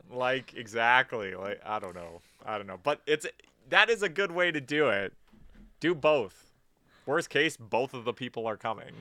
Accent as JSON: {"language": "English", "country": "Canada", "said": "We're Canadian."}